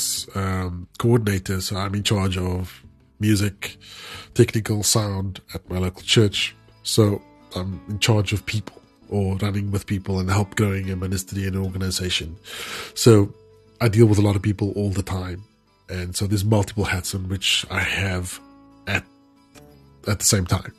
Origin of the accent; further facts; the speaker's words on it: South Africa; I'm a South African